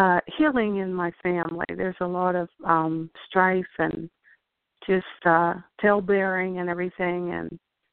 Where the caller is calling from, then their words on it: Pennsylvania, United States; This is …. I'm calling from Pennsylvania.